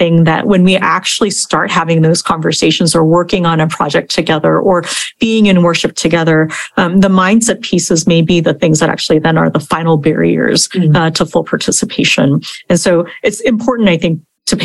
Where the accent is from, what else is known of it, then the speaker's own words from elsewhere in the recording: Kansas, United States; moved away; also born or lived in Korea; I'm a 40 something Korean American woman, I'm Asian American, 1.5 generation immigrant. I also grew up in the Midwest in Kansas